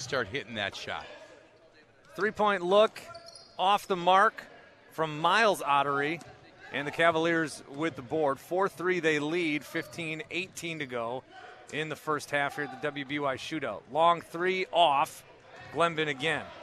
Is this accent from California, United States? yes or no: no; Fond du Lac, Wisconsin, United States; I'm from Fond du Lac